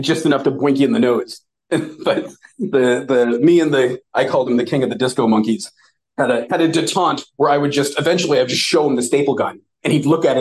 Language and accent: English; United States; I never met another American